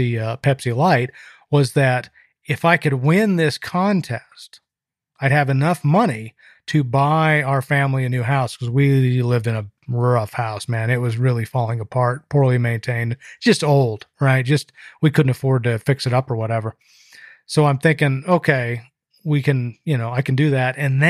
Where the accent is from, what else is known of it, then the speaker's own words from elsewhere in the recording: Salt Lake City, Utah, United States; I grew up in Salt Lake City and we were a Mormon family.